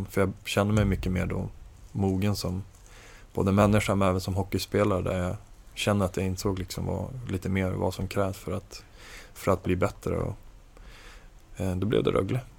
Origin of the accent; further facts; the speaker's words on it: Norrland, Sweden; alltså jag är från Norrland och ganska sådär, inte särskilt frusen av mig